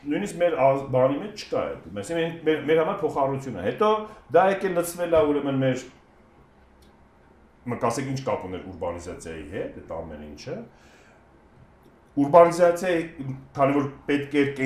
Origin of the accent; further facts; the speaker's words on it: Vanadzor, Lori, Armenia; կամ Վանաձորը ասացի, որովհետև բնիկ Վանաձորից։